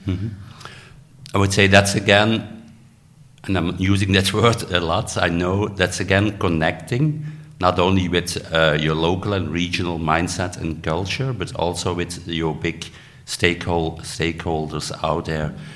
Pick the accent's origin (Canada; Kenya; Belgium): Belgium; I'm from Belgium